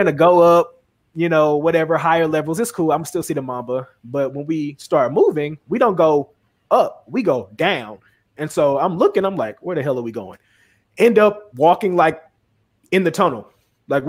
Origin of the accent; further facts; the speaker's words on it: Memphis, Tennessee, United States; now in Los Angeles, United States; in my hometown, in the Forum